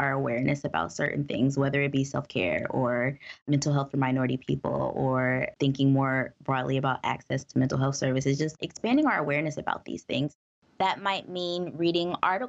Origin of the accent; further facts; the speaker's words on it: United States